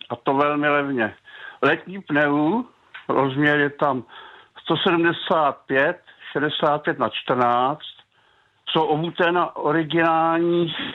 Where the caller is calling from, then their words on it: Jihlava, Vysočina Region, Czechia; Jsem z Jihlaska